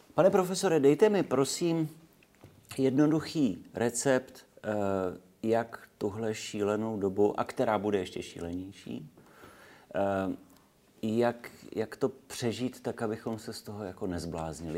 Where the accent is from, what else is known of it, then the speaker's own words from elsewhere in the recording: Czechia; my Češi